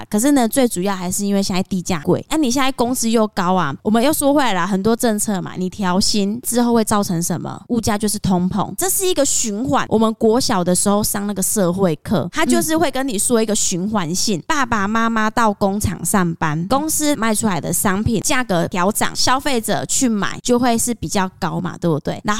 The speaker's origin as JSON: {"language": "Chinese", "country": "Taiwan", "said": "我们台湾人自己本身也喜欢买便宜的东西"}